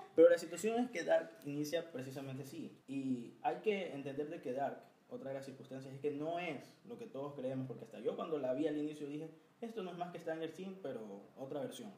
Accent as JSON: {"language": "Spanish", "country": "Ecuador", "said": "somos super ecuatorianos"}